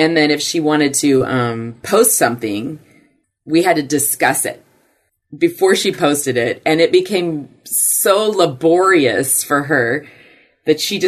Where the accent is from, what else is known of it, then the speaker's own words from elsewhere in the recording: Puyallup, Washington, United States; also born or lived in Los Angeles, California; I grew up in Puyallup, Washington